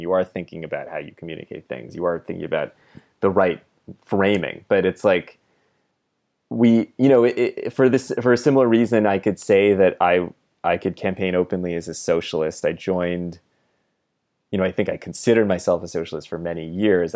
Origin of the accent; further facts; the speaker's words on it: California, United States; moved away; I'm from California originally